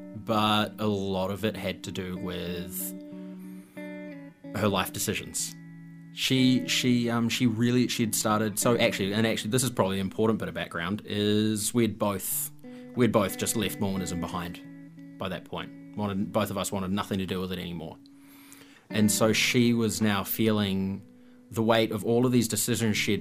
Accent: New Zealand; I'm a New Zealander

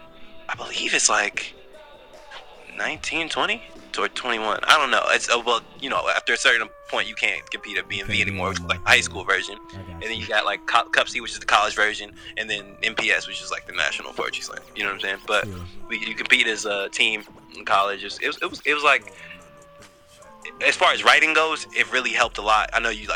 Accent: Virginia, United States; also born or lived in Pittsburgh, Pennsylvania; I'm from Pittsburgh, Pennsylvania, originally. Yeah, I was born in the Allegheny County Hospital there, but since I moved all over the place, but I'm out of Virginia. Like, I've been living in Virginia since I was about 8.

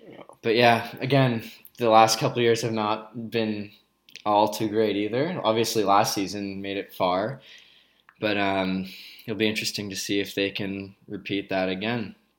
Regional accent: Ottawa, Ontario, Canada; born or raised there; also born or lived in Vancouver

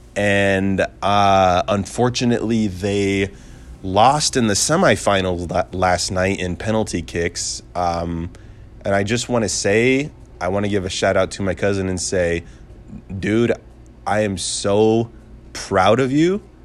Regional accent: United States; I'm an American

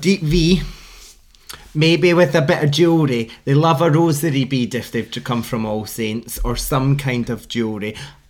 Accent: Scotland, United Kingdom; accent: Scottish; I'm Scottish and the second accent I have is gay.

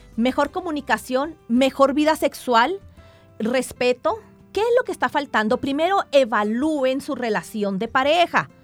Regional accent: Mexico; now in Colombia; yo soy mexicana

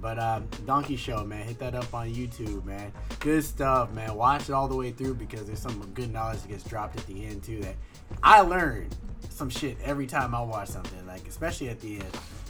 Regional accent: Hawaii, United States; Yeah, I'm a Hawaiian nigga.

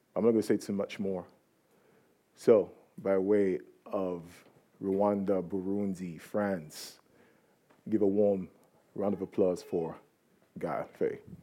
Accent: Nigeria; I'm from Nigeria

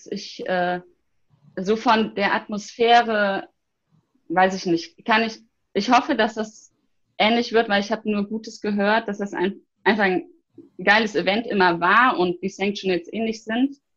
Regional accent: Bergisch Gladbach, North Rhine-Westphalia, Germany; Ich möchte nämlich in meiner Heimat, also in meiner Heimatstadt Bergisch Gladbach

